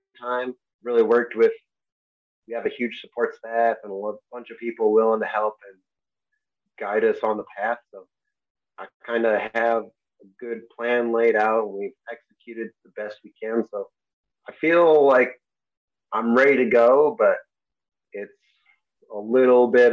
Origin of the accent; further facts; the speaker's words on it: Enfield, Connecticut, United States; I grew up in Connecticut